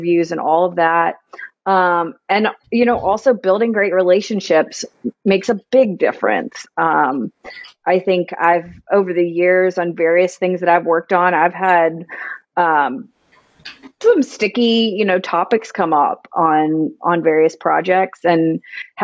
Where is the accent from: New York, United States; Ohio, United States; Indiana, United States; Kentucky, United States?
Kentucky, United States; Louisville; also born or lived in Lexington, Kentucky; I grew up here in Louisville and went to UK